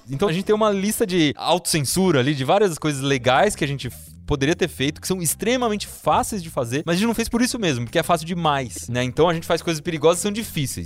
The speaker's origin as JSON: {"language": "Portuguese", "town": "Piedade", "region": "São Paulo", "country": "Brazil", "tie": "born or raised there", "said": "eu cresci no sítio, então né, eu gostava muito de construir coisas. Aí e, no sítio lá em Piedade, que é a cidade de onde eu vim"}